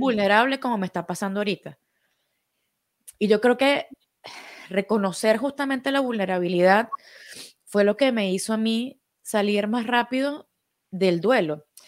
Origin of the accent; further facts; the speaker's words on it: Venezuela; Nosotros somos venezolanos